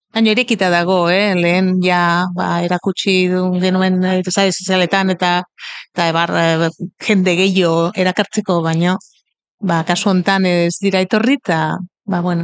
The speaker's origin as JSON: {"language": "Basque", "region": "Catalonia", "country": "Spain", "second_language": "Basque", "said": "ni katalana naiz"}